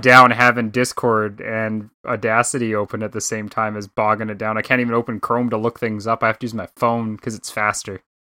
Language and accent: English; Canada; I'm just a Canadian guy up here